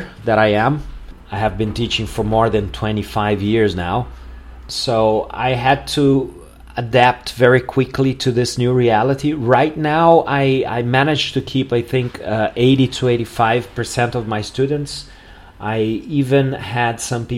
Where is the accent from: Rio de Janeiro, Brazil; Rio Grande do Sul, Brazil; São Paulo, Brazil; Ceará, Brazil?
Rio Grande do Sul, Brazil; Porto Alegre; here in Porto Alegre, in my hometown